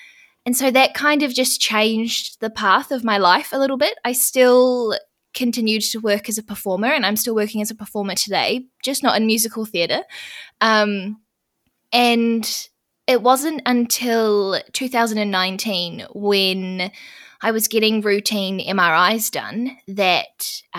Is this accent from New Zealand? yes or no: yes; New Zealand; I'm from New Zealand, if you can't tell from my accent already.